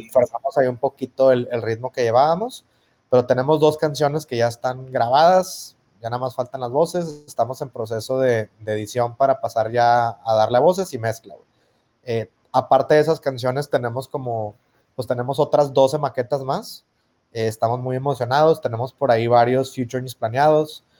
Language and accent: Spanish; Monterrey, Nuevo León, Mexico; ya no sé si regia mexicana o latina